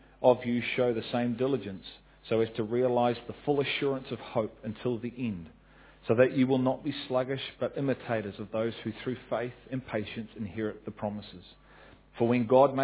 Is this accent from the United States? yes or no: no; New Zealand; as a New Zealander